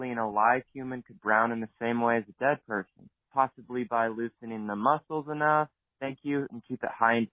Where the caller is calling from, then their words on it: United States; Hi, Dr. Jeans. … from Washington.